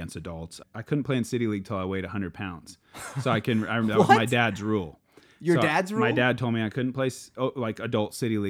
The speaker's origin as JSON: {"language": "English", "town": "Philomath", "region": "Oregon", "country": "United States", "tie": "born or raised there", "said": "My hometown is called Philomath and I made a club called the Philly Disc Slingers."}